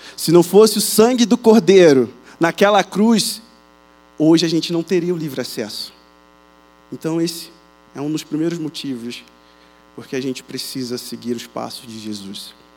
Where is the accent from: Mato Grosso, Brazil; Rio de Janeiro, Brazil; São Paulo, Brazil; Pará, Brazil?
Rio de Janeiro, Brazil; accent: carioca chiado; moved away; Como vocês percebem pelo sotaque, pelo chiado, Sou do Rio de Janeiro